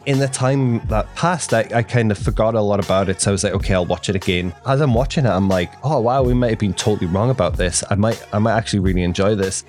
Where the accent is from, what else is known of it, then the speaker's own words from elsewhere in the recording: England, United Kingdom; now in United States; growing up in England